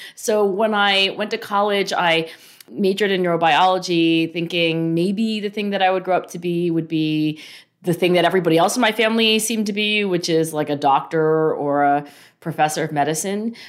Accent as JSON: {"language": "English", "town": "Cherry Hill", "region": "New Jersey", "country": "United States", "tie": "born or raised there", "said": "I grew up in Cherry Hill, New Jersey"}